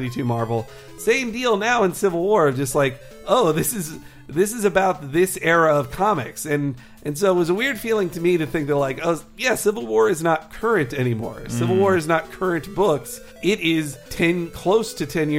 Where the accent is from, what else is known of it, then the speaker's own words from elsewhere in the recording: Arkansas, United States; also born or lived in Florida; now in California, United States; I am from Arkansas